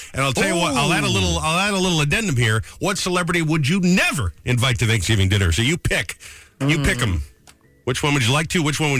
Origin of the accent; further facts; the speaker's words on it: Arkansas, United States; when I was growing up in Arkansas, we had a soda fountain.